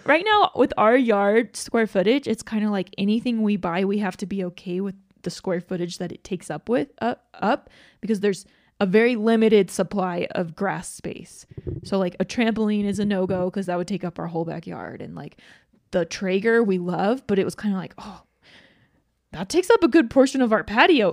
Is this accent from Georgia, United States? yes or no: yes; Georgia, United States; moved away; I grew up in Georgia, so I'm very familiar with humidity and heat